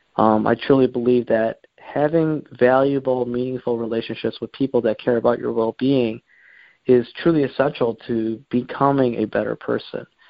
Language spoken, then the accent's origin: English; Warren, Michigan, United States; I grew up around this Metro Detroit area. I uh, lived uh, pretty much all my life in Warren